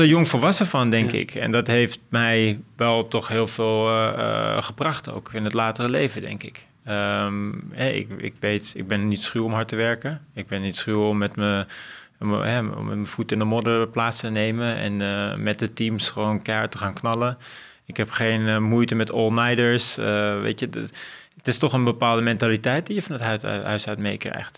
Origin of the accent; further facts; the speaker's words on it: Amstelveen, North Holland, Netherlands; ik ben opgegroeid over in Amstelveen